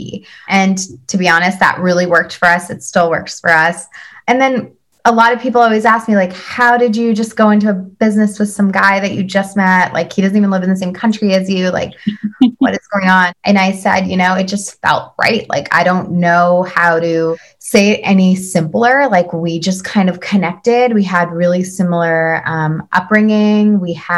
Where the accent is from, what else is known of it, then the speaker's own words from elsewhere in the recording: Vancouver, British Columbia, Canada; moved away as an adult; now in New York, United States; I've been born and raised in Vancouver